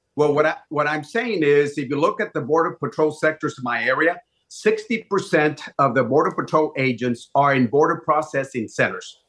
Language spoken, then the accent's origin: English; Laredo, Texas, United States; my hometown of Laredo